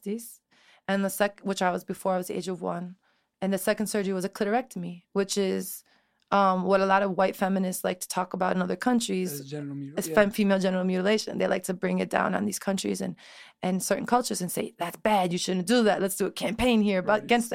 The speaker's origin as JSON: {"language": "English", "town": "Chicago", "region": "Illinois", "country": "United States", "tie": "born or raised there", "also_born_or_lived": "Elmwood Park, Illinois", "said": "I grew up in Chicago"}